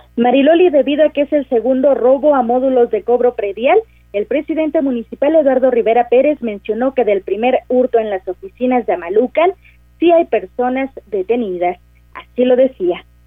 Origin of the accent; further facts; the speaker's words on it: Mexico; como mexicanos